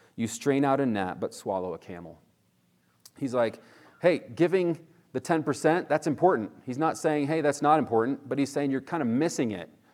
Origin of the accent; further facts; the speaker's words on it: Northeast, United States; now in California, United States; where I grew up in the Northeast, it was definitely more legalistic